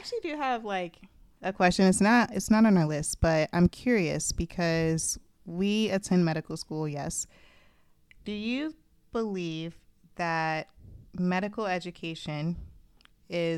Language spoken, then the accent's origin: English; Orlando, Florida, United States; I'm from Orlando, shout out Old Town